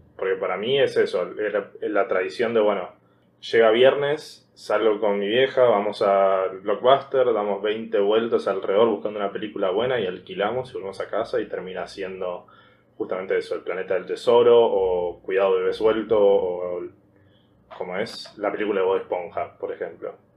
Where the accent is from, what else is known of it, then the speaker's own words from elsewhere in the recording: Argentina; siendo argentino, familia, clase media